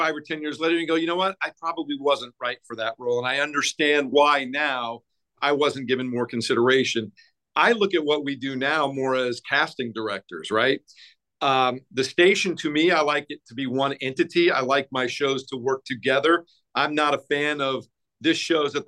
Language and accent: English; Denver, Colorado, United States; moved away as an adult; also born or lived in Boston / Salt Lake City; I grew up in Colorado, in Denver, on the Front Range